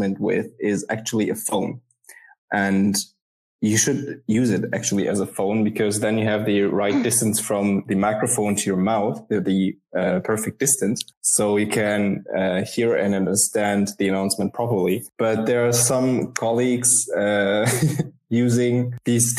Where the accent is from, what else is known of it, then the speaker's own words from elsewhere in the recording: Worms, Rhineland-Palatinate, Germany; moved away as an adult; now in Turkey; I was actually born and raised in Germany, educated in Germany, took my pilot's studies, everything in the near of Frankfurt and Mannheim. It's a little city called Worms